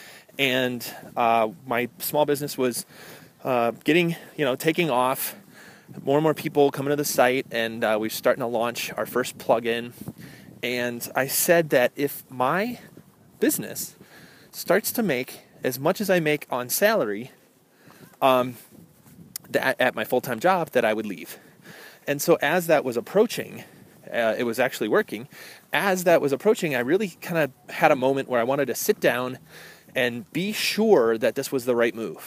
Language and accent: English; Midwest, United States; I'm from the Midwest